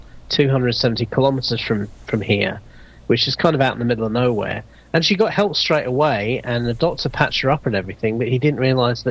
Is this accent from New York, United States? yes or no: no; South Florida, United States; moved away; also born or lived in United Kingdom; I spent a lot of time growing up in South Florida